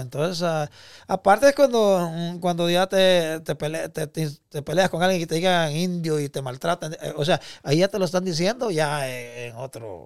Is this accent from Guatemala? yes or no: yes; Guatemala; moved away; also born or lived in Mexico; yo me siento orgulloso de ser guatemalteco